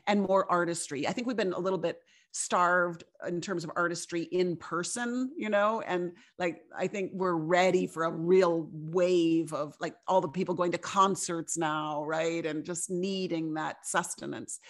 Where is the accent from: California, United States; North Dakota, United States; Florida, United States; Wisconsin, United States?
North Dakota, United States; Fargo; I grew up in Fargo, North Dakota